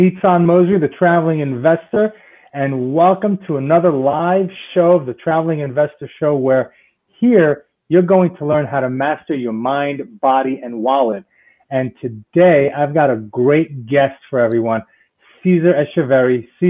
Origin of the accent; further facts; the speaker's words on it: New York City, New York, United States; now in South Florida, United States; I'm originally from New York City and I left New York to come down to South Florida because of the snow, because it gets too cold up there.